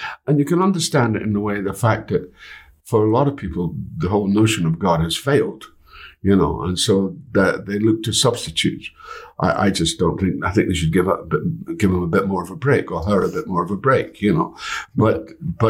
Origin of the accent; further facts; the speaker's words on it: United Kingdom; I'm a Brit